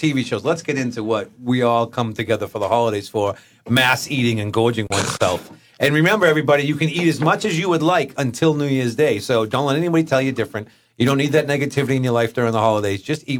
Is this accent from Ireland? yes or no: yes; Ireland; As an Irishman, I'm beef and potatoes.